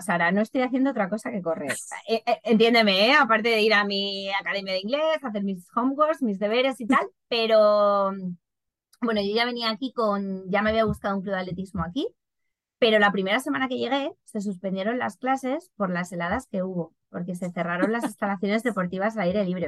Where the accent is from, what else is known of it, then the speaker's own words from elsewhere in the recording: Madrid, Community of Madrid, Spain; moved away as an adult; now in Ireland; siendo madrileña